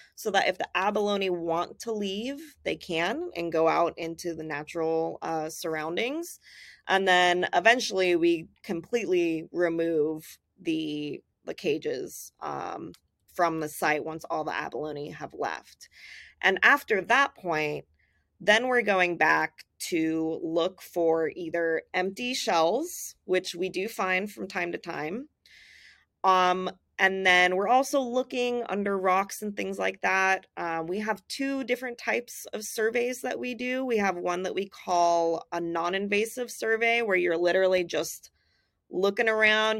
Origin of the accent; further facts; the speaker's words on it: Southern California, United States; I grew up in Southern California, so the ocean was part of my life all the time